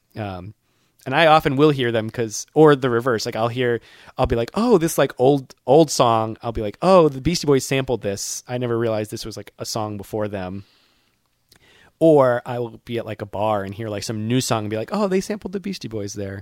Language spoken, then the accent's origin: English; near Boston, Massachusetts, United States; My hometown, not far from my college, uh, is far enough from Boston